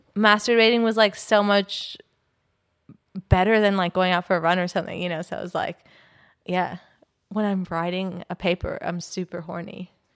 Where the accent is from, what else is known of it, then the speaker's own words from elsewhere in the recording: California, United States; now in Australia; I'm from California